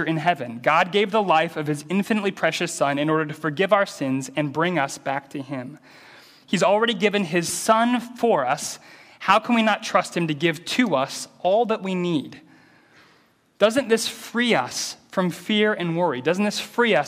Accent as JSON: {"language": "English", "region": "American Midwest", "country": "United States", "tie": "born or raised there", "said": "I grew up in the American Midwest, which is an agricultural area. So I grew up in a small city surrounded by cornfields"}